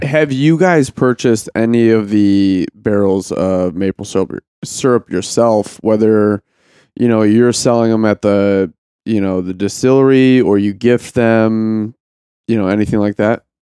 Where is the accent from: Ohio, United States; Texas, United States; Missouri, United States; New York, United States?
Ohio, United States; I was from Ohio